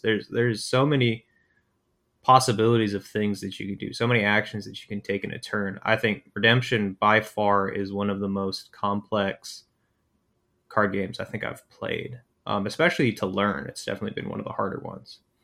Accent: Calgary, Alberta, Canada; I'm from Calgary

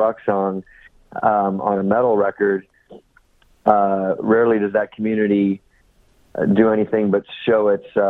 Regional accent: San Francisco suburb, California, United States; growing up in the San Francisco suburb that we did

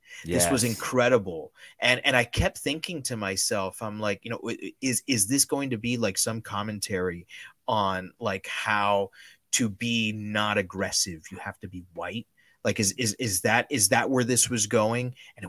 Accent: Miami, Florida, United States; accent: Miami; There's a reason why I've tried as much as possible to get rid of my Miami accent and speak with as neutral an American accent as I can.

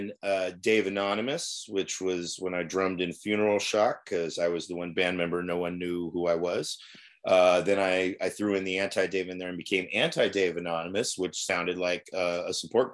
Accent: Newark, California, United States; We grew up in Newark.

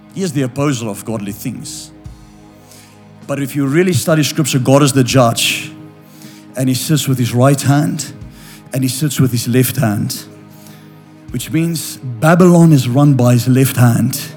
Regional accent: South Africa; I'm from South Africa

